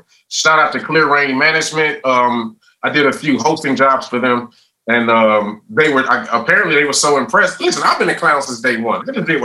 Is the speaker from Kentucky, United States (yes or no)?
no; Cleveland, Ohio, United States; I was raised on 105 in St. Clair, Cleveland, Ohio